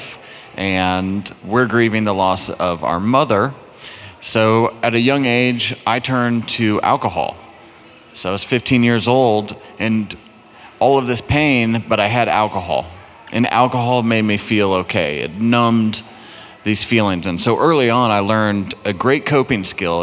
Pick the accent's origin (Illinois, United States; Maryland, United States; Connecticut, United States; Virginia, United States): Virginia, United States; Fairfax; also born or lived in Arlington, Virginia; I grew up in Fairfax, Northern Virginia